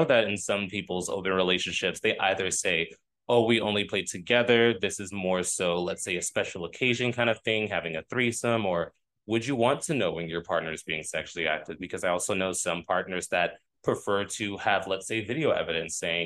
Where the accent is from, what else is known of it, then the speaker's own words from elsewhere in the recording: the South, United States; I'm from the South